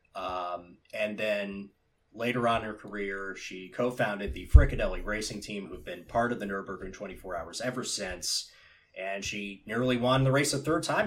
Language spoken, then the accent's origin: English; United States; I, as an American